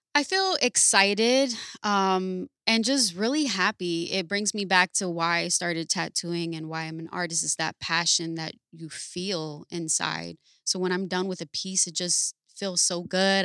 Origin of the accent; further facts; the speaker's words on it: Paterson, New Jersey, United States; I'm from Patterson, New Jersey